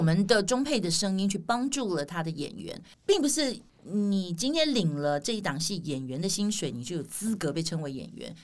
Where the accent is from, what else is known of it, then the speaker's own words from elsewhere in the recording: Taiwan; accent: Taiwanese flavour (台湾味儿); 我们台湾人